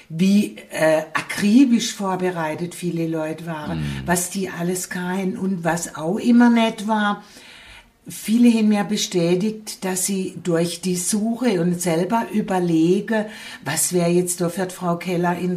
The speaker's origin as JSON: {"language": "German", "town": "Gutach", "region": "Baden-Württemberg", "country": "Germany", "lives_now": "Hausach, Germany", "said": "Ich bin ja von Gutach nach Hausach gekommen"}